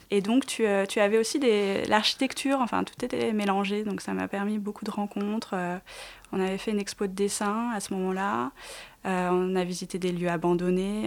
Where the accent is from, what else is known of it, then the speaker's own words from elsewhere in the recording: Clichy, Île-de-France, France; j'ai vécu entre euh, la banlieue, donc à Clichy, où je suis toujours, dans le 92